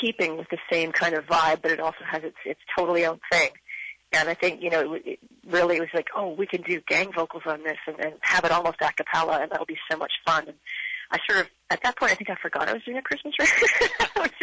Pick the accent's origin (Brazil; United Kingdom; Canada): Canada; we don't celebrate up here in Canada